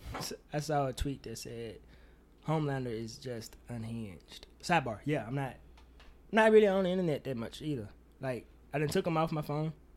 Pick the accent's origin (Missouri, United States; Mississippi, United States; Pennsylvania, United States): Mississippi, United States; my Mississippi bias, 'cause nigga, we don't sound like